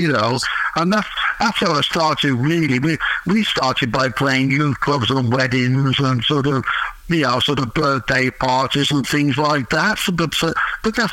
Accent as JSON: {"language": "English", "town": "Bilston", "region": "West Midlands", "country": "United Kingdom", "tie": "born or raised there", "said": "in my hometown, Bilston, just outside Wolverhampton"}